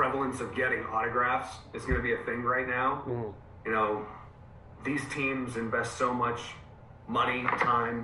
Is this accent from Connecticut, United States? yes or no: no; outside of Pittsburgh, Pennsylvania, United States; moved away as an adult; also born or lived in North Carolina / West Virginia; now in Scranton, United States; I grew up outside of Pittsburgh, went to Mercyhurst for school, lived in that area. Western PA, pretty much the first 22, 23 years of my life.